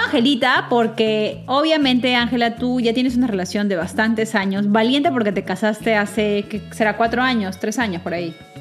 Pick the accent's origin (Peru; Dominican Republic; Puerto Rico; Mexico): Peru; nosotros somos peruanas